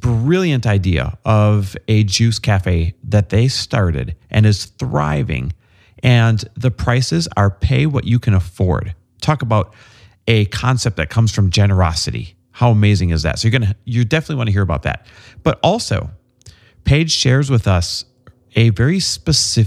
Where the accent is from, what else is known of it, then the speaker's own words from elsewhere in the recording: Wisconsin, United States; I'm from Wisconsin